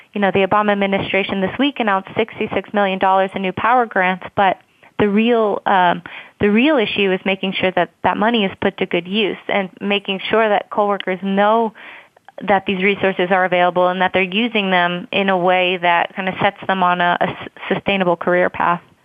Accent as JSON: {"language": "English", "town": "Columbus", "region": "Ohio", "country": "United States", "moved": "yes", "said": "I'm actually from Columbus myself"}